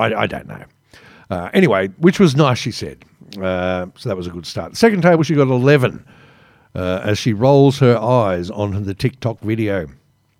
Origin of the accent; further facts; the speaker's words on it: Australia; as an Australian